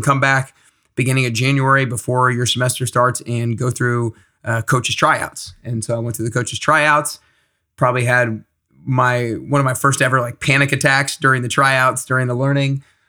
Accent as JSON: {"language": "English", "town": "Atlanta", "region": "Georgia", "country": "United States", "said": "I'm from Atlanta"}